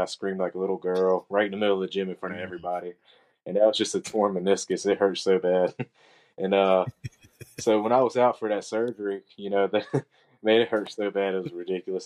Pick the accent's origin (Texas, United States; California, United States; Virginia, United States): Virginia, United States; Roanoke; also born or lived in Vinton, Virginia; I'm from Roanoke, Virginia, born and raised